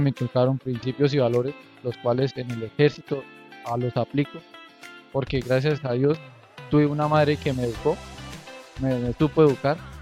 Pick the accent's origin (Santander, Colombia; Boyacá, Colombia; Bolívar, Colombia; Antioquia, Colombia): Boyacá, Colombia; Chiquinquirá; Yo nací en Chiquinquirá, en el, departamento de Boyacá. Viví en el barrio Ocaso